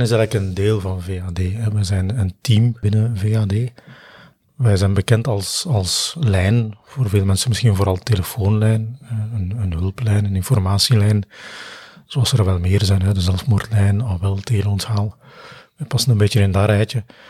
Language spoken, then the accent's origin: Dutch; Belgium; we zijn Belgen